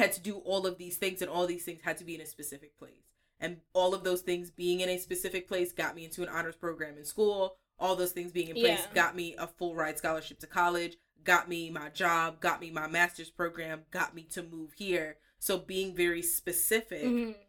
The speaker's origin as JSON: {"language": "English", "region": "Pennsylvania", "country": "United States", "tie": "born or raised there", "also_born_or_lived": "New York", "said": "When I switched from elementary school and I moved from New York to Pennsylvania"}